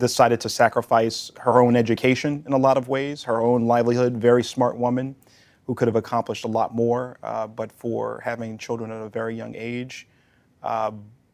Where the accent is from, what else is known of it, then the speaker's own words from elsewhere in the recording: New Orleans, Louisiana, United States; I grew up primarily in the lower Ninth Ward